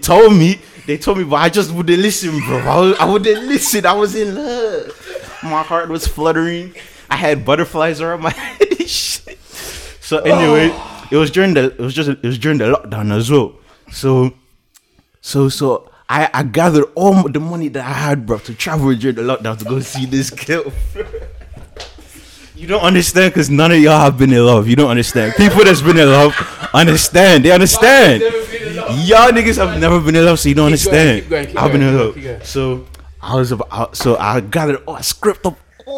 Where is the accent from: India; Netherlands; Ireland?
Ireland; I'm from Ireland.